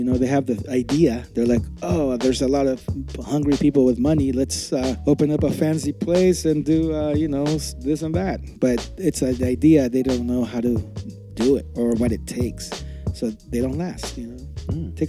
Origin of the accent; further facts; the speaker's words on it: Mexico City, Mexico; now in San Francisco, United States; I was born in Mexico City.